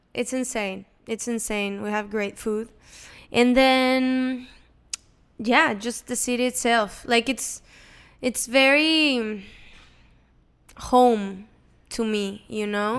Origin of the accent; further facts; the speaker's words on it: Monterrey, Nuevo León, Mexico; English is a second language; now in Los Angeles, United States; I'm from Monterrey, Mexico. Um, grew up there. I was born there, grew up there.